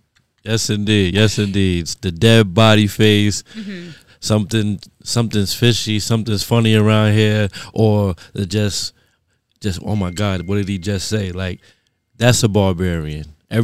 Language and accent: English; New York City, New York, United States; So I was born in Fort Greene.